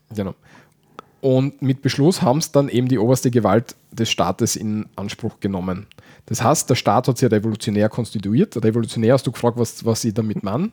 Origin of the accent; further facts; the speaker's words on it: Austria; bei uns in Österreich